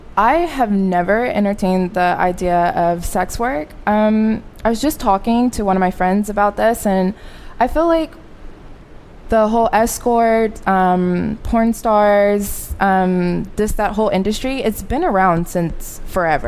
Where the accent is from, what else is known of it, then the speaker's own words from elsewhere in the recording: Arkansas, United States; moved away as an adult; now in Dallas, United States; I am from Arkansas